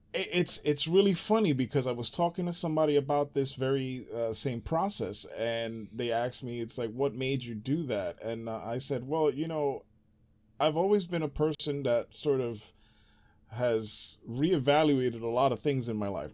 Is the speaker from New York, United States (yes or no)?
yes; New York City, New York, United States; moved away; growing up in the Bronx